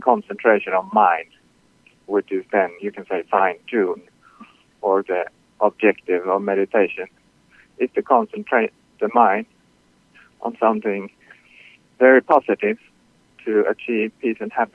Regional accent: Sweden; now in Queens, New York, United States; Originally, I'm from Sweden.

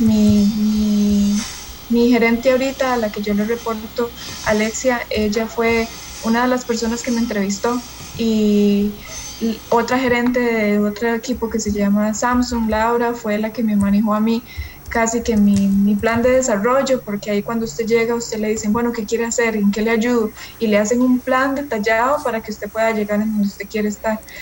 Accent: San José, Costa Rica; yo sí nací en, en San José

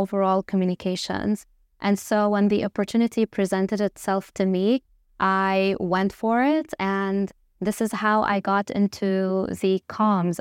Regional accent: Lebanon; moved away as an adult; also born or lived in Dubai; I obviously am Lebanese, so, uh, born and raised in Lebanon

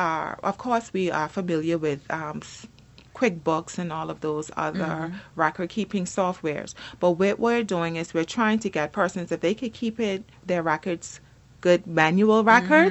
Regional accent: Turks & Caicos Islands; I'm from South Caicos.

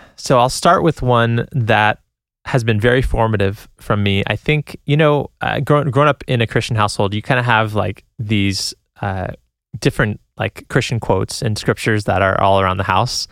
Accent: San Jose, California, United States; moved away; I'm from San Jose, California originally

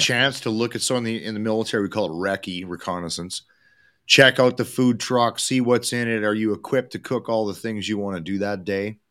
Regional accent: Edmonton, Alberta, Canada; somebody from Edmonton

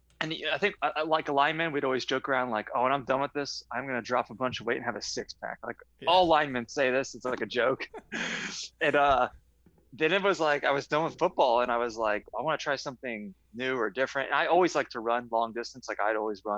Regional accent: West Palm Beach, Florida, United States; I grew up in West Palm Beach, Florida. I was there until college

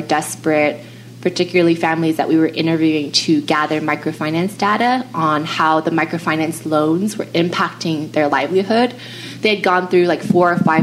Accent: Pasadena, California, United States; I grew up in Southern California in Pasadena

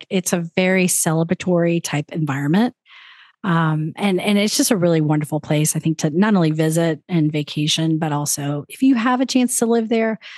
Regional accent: New Orleans, Louisiana, United States; moved away; I'm from New Orleans.

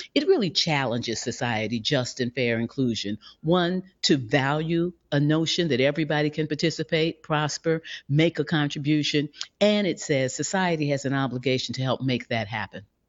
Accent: St. Louis, Missouri, United States; I grew up in a segregated Saint Louis, Missouri

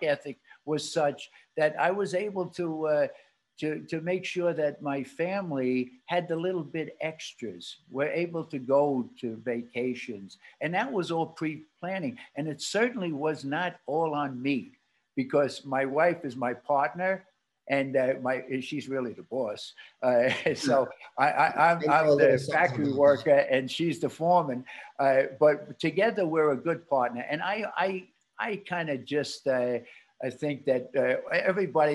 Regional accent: New York City, New York, United States; my wife and I were born in Brooklyn

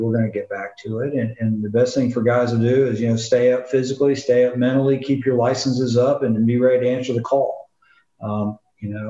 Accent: the South, United States; I'm from the South and a lot of people don't understand me

